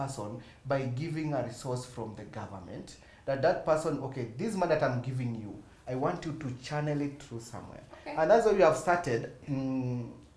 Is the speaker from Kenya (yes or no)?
yes; Kenya; as a Kenyan